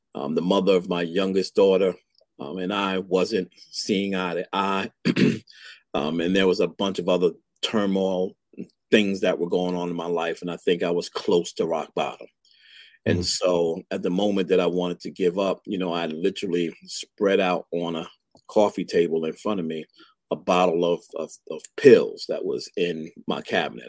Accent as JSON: {"language": "English", "town": "New York City", "region": "New York", "country": "United States", "tie": "born or raised there", "moved": "as an adult", "lives_now": "Atlanta, United States", "said": "both being born and raised in Brooklyn, New York"}